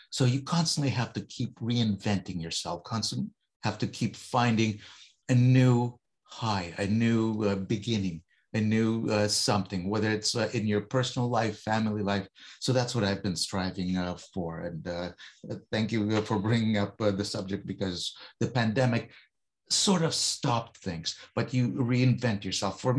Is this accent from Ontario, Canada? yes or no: yes; Toronto, Ontario, Canada; We're both from Toronto.